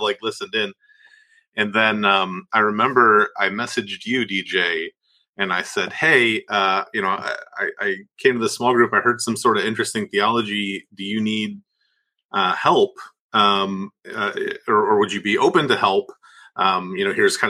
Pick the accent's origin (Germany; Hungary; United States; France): United States; Northeast Ohio; moved away as an adult; also born or lived in Cleveland, Tennessee; now in Birmingham, United States; I grew up in Northeast Ohio, though, before I moved to a little town called Cleveland, Tennessee, to attend a school there called Lee University.